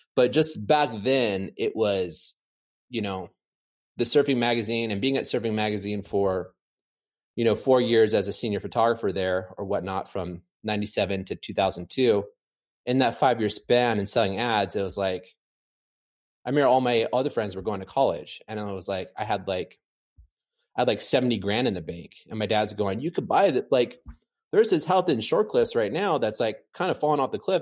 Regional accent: San Clemente, California, United States; Growing up in San Clemente, even in the nineties, in the eighties

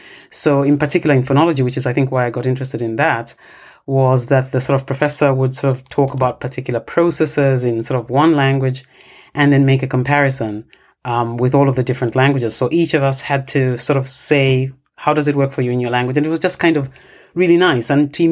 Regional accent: Ndola, Copperbelt Province, Zambia; first language Bemba; English is a second language; moved away; Bemba is my native language and I sort of work in this area where Bemba is spoken. But I have grown up in a different area in the Copperbelt province, which is another area where, you know, Bemba is currently spoken now.

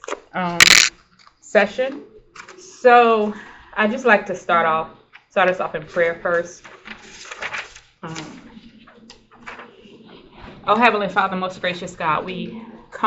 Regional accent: Mount Dora, Florida, United States; moved away as an adult; also born or lived in Eustis, Florida; now in Tampa, United States; I'm from Mount Dora, Florida, which is about 100 miles from here in Florida. Born and raised in that area

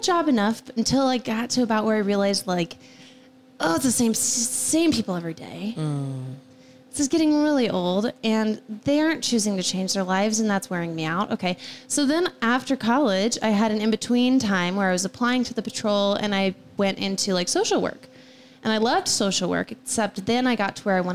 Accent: Osmond, Nebraska, United States; also born or lived in Arkansas; I'm from Northeast Nebraska. I'm from Osmond

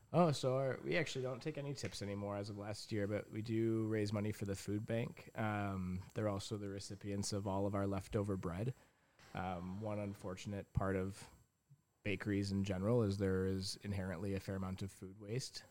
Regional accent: Grand Rapids, Michigan, United States; moved away as an adult; also born or lived in Toronto, Canada; now in Port Hope, Canada; I grew up in Grand Rapids, Michigan

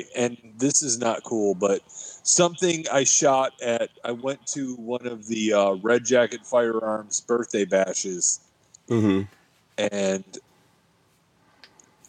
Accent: Michigan, United States; I'm from Michigan

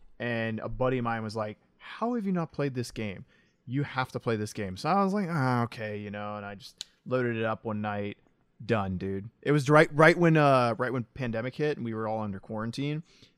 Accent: the South, United States; I'm super interested to see how he pulls off a Southern accent personally because I'm from the South.

